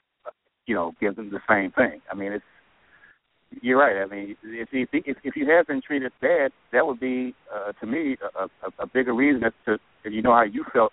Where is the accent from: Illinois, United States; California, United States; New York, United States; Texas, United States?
Illinois, United States; Chicago; also born or lived in St. Louis; I'm in the St. Louis area actually right now. I'm from Chicago